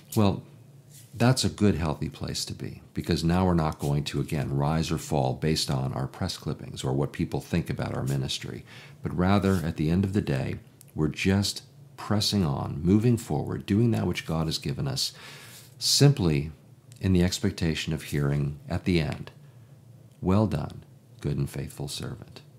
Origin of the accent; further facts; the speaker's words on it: Chicago, Illinois, United States; I'm from Chicago